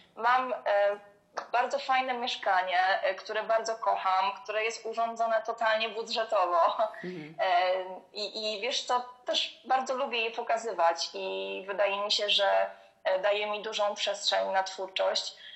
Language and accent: Polish; Poznań, Greater Poland, Poland; moved away as an adult; now in Gniezno, Poland; pochodzę z dużego miasta, e, właśnie pochodzę z Poznania.